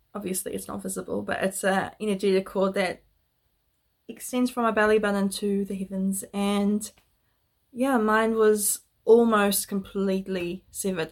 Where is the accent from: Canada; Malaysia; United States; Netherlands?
Netherlands; I was born in Holland